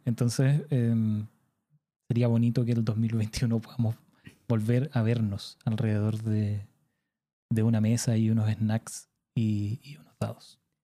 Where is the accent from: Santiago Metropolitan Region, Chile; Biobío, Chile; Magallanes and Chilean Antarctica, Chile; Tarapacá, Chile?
Magallanes and Chilean Antarctica, Chile; Punta Arenas; yo soy de Punta Arenas